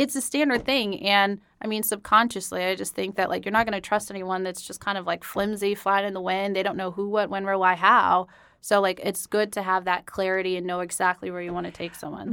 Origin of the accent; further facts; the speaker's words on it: Denver, Colorado, United States; moved away as an adult; also born or lived in Atlanta, Georgia; I'm originally from Denver